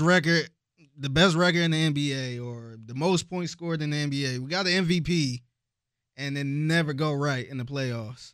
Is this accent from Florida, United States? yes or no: no; Cleveland, Ohio, United States; now in Houston, United States; growing up in Cleveland